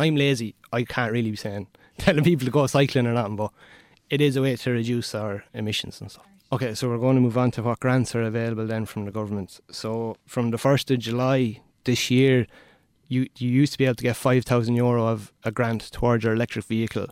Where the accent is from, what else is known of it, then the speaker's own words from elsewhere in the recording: Roscrea, Munster, Ireland; moved away as an adult; also born or lived in Waterford; I'm originally from Tipperary, Rosscrea